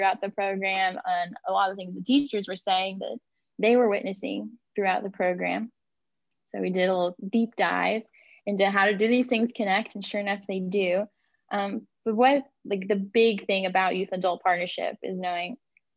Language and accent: English; West Kentucky, United States; I am born and raised in Kentucky